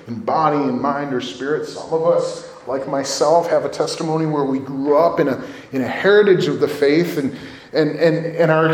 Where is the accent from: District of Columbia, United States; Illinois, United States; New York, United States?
Illinois, United States; Villa Park; When I was a grade school age kid, I grew up in Villa Park